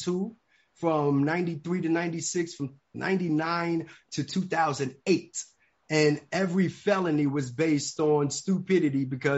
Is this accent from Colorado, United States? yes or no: no; New York City, New York, United States; moved away as an adult; also born or lived in Atlanta, Georgia; I grew up in the Bronx, New York